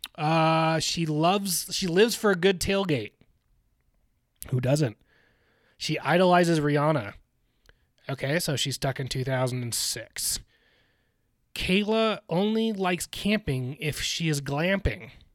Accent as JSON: {"language": "English", "town": "Newport Beach", "region": "California", "country": "United States", "tie": "born or raised there", "said": "my hometown, Newport Beach"}